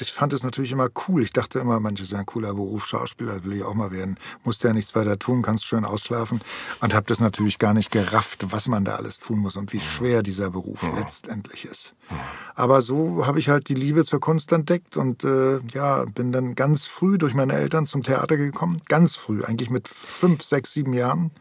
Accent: Berlin, Germany; ich bin in Tempelhof aufgewachsen

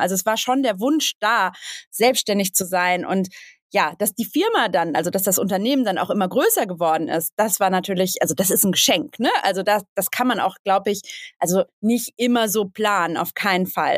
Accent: Bottrop, North Rhine-Westphalia, Germany; now in Hamburg, Germany; ich komme ursprünglich aus dem Ruhrgebiet, aus Bottrop und ähm, bin vor vielen Jahren nach Hamburg gezogen und wohne jetzt in Hamburg, in Ottensen

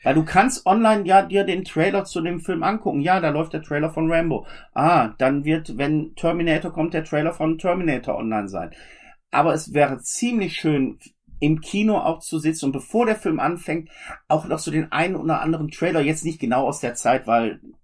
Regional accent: Germany; also born or lived in Oberhausen; bei uns in Deutschland oder im deutschsprachigen Raum

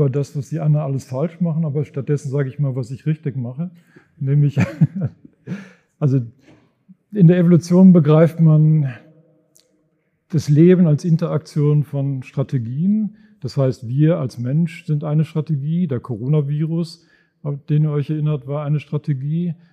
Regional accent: North Rhine-Westphalia, Germany; also born or lived in Dortmund area; Und dann habe ich bin ich aufgewachsen im Sauerland, da sah es ungefähr so aus wie hier, also wenig Leute, viel Natur und habe studiert in Bonn.

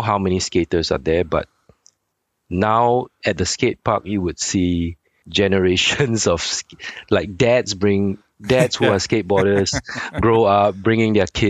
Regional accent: Singapore; I was born and raised in Singapore

